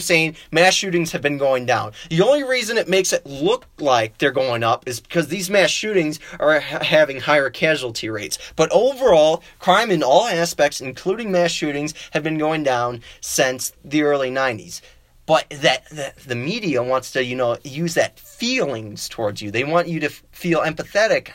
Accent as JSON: {"language": "English", "region": "Wisconsin", "country": "United States", "accent": "Wisconsin", "said": "my Wisconsin accent"}